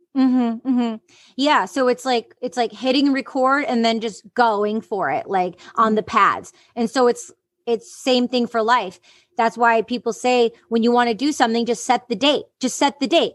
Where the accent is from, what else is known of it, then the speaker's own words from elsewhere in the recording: Detroit, Michigan, United States; growing up in the Detroit underground music scene